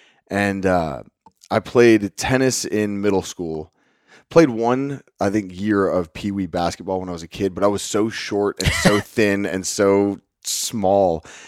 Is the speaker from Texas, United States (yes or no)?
yes; Lubbock, Texas, United States; So I was born and raised in Cottonfield Country, Northwest Texas, in a city called Lubbock, where Texas Tech University is based out of.